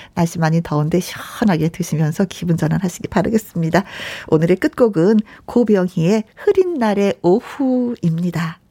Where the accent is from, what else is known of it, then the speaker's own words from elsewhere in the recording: Jeolla, South Korea; 저도 전라도거든요